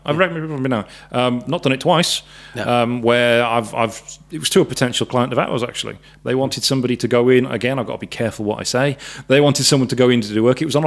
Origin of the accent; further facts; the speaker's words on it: South Wales, United Kingdom; moved away; I myself, I'm from South Wales. I'm 150 miles away from where I grew up.